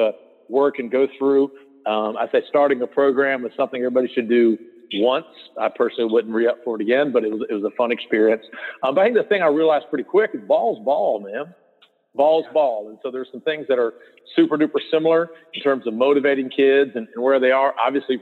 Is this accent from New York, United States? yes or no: no; North Carolina, United States; moved away as an adult; also born or lived in Kentucky / Illinois; now in Georgia, United States; I grew up in North Carolina.